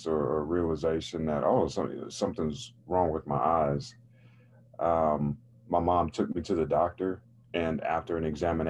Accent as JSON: {"language": "English", "town": "Raleigh", "region": "North Carolina", "country": "United States", "tie": "born or raised there", "said": "I grew up in North Carolina, in Raleigh, North Carolina, which is the capital city of the state"}